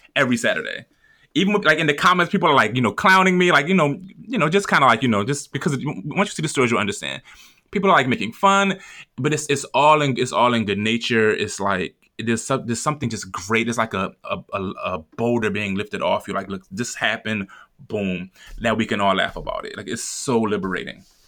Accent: Philadelphia, Pennsylvania, United States; I'm from North Philly

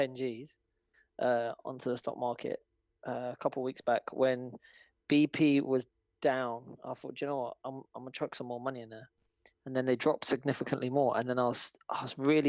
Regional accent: Scotland, United Kingdom; moved away; I'm from Scotland originally.

